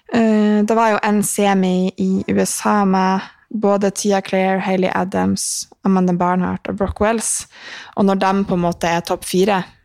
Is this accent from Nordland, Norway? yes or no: yes; Mosjøen, Nordland, Norway; now in Trondheim, Norway; fikk jeg ta karantenen min i Mosjøen med familien